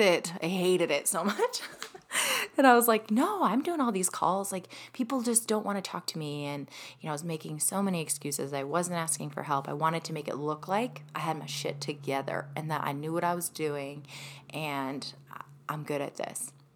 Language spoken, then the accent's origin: English; Ohio, United States; moved away as an adult; also born or lived in Michigan; I moved to Michigan from Ohio, so that's where I grew up. Was in Ohio